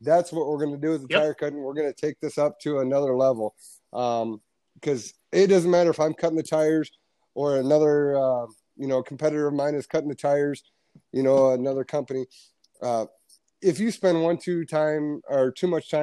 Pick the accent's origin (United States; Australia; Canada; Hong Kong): United States; as an American